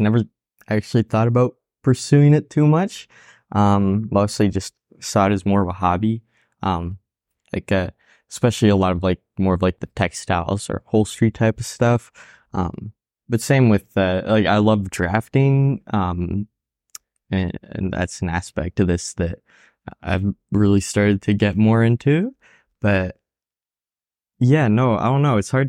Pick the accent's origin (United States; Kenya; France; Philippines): France; moved away; also born or lived in Spain; I immigrated from France too, so